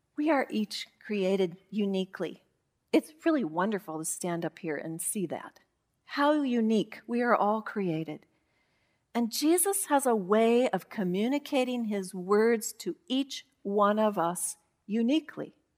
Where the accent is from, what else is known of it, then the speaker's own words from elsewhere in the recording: Yakima Valley, Washington, United States; when I was growing up in the Yakima Valley, around a lot of vines and fruit and farmers